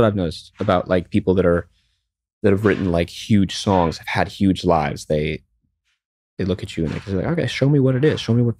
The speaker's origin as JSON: {"language": "English", "region": "New York", "country": "United States", "tie": "born or raised there", "said": "So I grew up in New York. So the big song for me when I grew up was"}